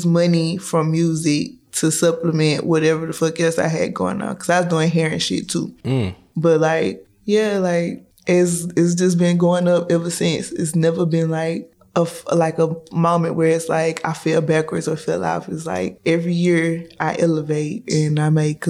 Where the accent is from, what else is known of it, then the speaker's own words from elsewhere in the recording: Chattanooga, Tennessee, United States; I'm from Chattanooga, Tennessee